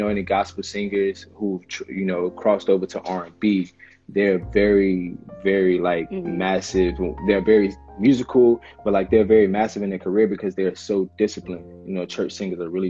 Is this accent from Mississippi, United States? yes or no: yes; Hollandale, Mississippi, United States; Hollandale is my hometown. That's where I'm from